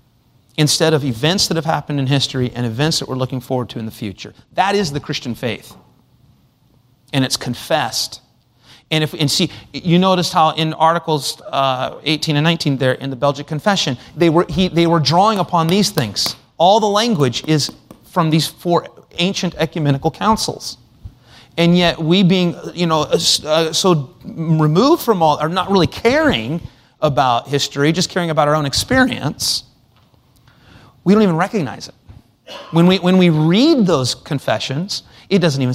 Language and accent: English; United States